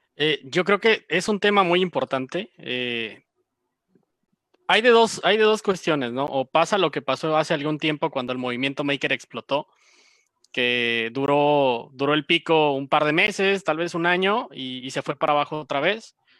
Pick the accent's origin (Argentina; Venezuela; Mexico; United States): Mexico; nos gusta mexicanearla, como decimos